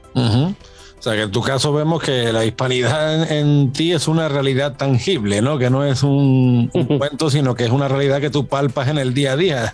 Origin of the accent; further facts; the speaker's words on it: Spain; moved away as an adult; como muchos españoles que nos conocimos al otro lado del charco